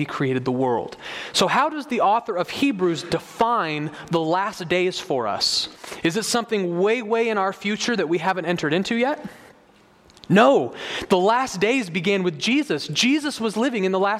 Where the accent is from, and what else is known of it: United States